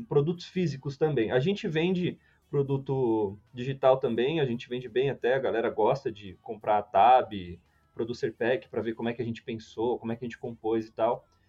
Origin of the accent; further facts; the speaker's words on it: São Paulo, Brazil; eu sou, eu sou de São Paulo